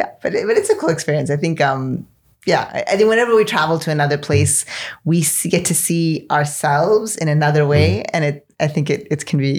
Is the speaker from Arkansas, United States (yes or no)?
no; Oklahoma City, Oklahoma, United States; born there; No. I was born in Oklahoma City.